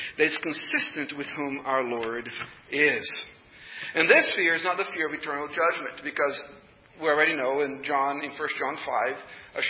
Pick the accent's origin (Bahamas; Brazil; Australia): Brazil; English is a second language; moved away as an adult; I'm a foreigner. You probably already noticed the accent. You know, I'm a foreigner. I was born and raised in Brazil. And I've been here for 31 years.